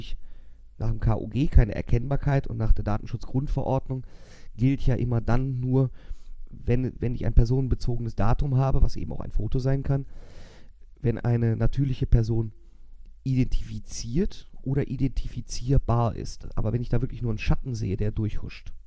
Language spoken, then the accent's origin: German; Germany; uns Deutsche